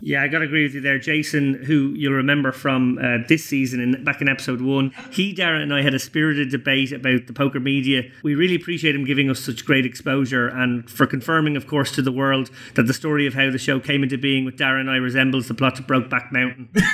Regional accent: Ireland; as an Irish person

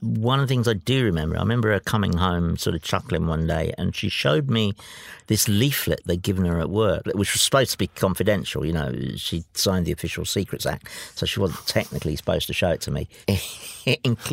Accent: London, United Kingdom; The house I grew up in was in Ifield Road. And my house was about 5 minutes walk from Stamford Bridge.

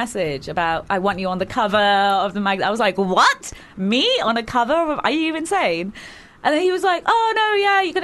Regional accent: Hounslow, Southall, Feltham, Hayes, London, United Kingdom; grew up in, like Hounslow, Southall, Feltham, Hayes, all of those areas

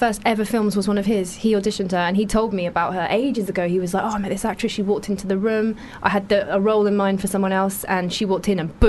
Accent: London, United Kingdom; I grew up in Broccoli in South London.

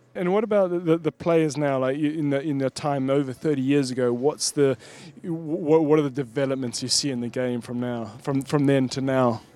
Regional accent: Zimbabwe; growing up in Zimbabwe, we got one tennis match a year on TV, and it was the Wimbledon final

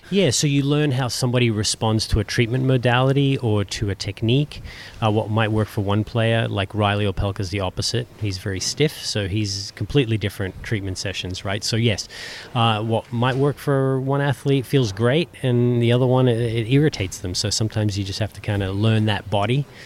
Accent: Australia; being Australian

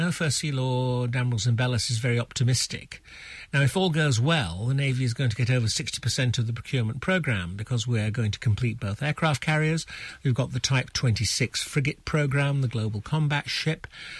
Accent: England, United Kingdom; we English

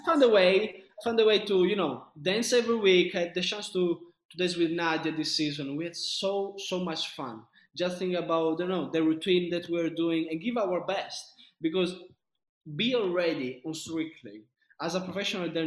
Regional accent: Sicily, Italy; moved away; also born or lived in north of Italy

